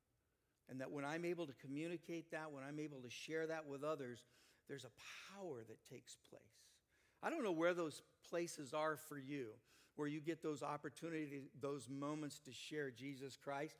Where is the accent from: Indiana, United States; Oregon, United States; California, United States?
Oregon, United States; Canby; I'm from Canby, Oregon